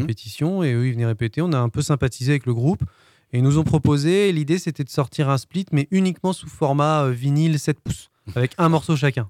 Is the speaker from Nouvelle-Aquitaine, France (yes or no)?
no; Brest, Brittany, France; moved away as an adult; also born or lived in Le Mans; Je viens de Brest.